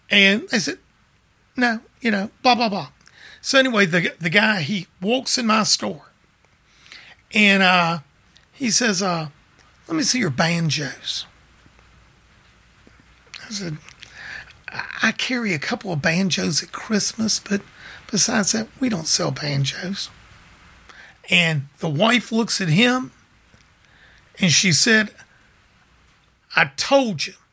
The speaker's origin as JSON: {"language": "English", "town": "Memphis", "region": "Tennessee", "country": "United States", "tie": "born or raised there", "lives_now": "Mississippi Gulf Coast, United States", "said": "I'm from Memphis. Racism Martin Luther King was killed there. You know, uh, I w- I grew up in the '60s, you know, in Memphis"}